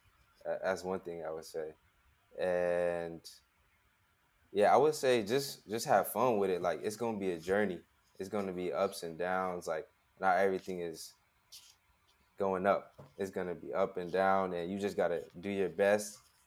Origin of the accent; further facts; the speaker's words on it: West Coast, United States; I'm from Las Vegas, I'm from LA, I'm from the West Coast. I'm used to warm weather.